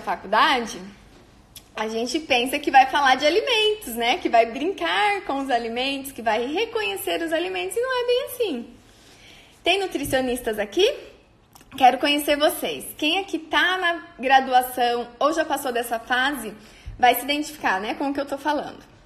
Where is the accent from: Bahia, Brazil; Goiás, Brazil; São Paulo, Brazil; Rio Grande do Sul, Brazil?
São Paulo, Brazil; on the border with Paraná, interior of; moved away as an adult; now in Maringá, Brazil; eu sou do interior de São Paulo, na divisa com o Paraná